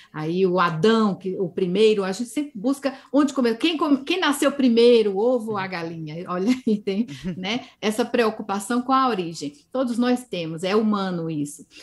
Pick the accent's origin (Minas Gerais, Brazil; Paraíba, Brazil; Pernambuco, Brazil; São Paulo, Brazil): Paraíba, Brazil; Campina Grande; moved away; Eu vim do Nordeste do Brasil, sou nordestina, sou paraibana, né? Sou de Campina Grande, a capital do forró. E cresci com essa linguagem muito expressiva